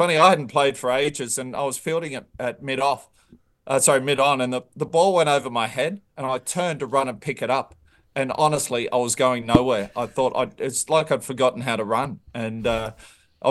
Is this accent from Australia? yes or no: yes; Australia; being an Aussie